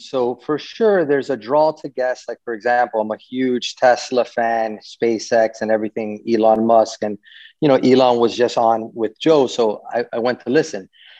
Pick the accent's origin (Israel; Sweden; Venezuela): Venezuela; born there; also born or lived in Miami; I was born in Venezuela and lived in Miami for almost 30 years.